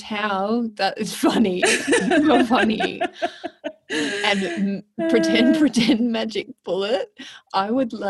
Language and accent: English; Melbourne, Victoria, Australia; born or raised there; moved away